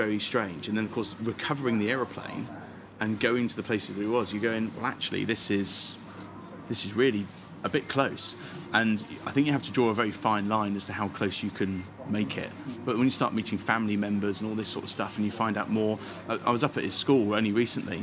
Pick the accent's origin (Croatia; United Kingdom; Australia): United Kingdom; Benson, South East England; I grew up very close to Benson